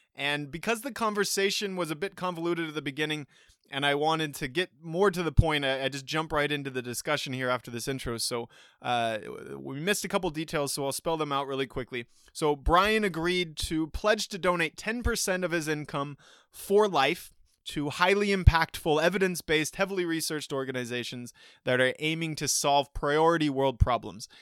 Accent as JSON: {"language": "English", "country": "United States", "said": "as an American who happened to be born into one extreme end of that inequality scale"}